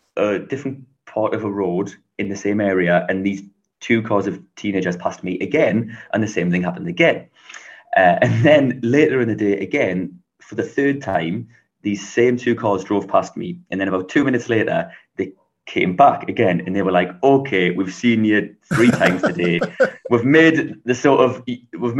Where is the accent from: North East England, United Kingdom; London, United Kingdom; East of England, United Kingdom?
North East England, United Kingdom; Newcastle upon Tyne; So I'm from England. I'm from the north of England, a place called Newcastle, which is very close to Scotland.